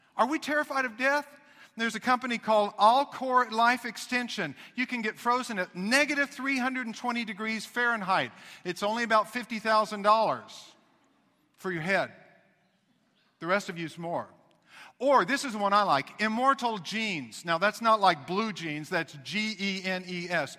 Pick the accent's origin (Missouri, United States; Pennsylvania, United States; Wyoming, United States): Missouri, United States; I was raised in Missouri